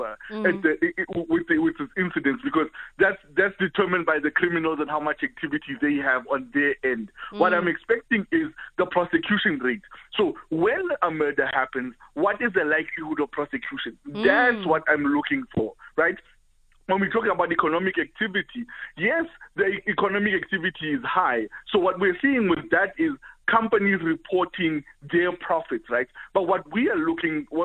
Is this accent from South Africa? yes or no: yes; South Africa; South African citizens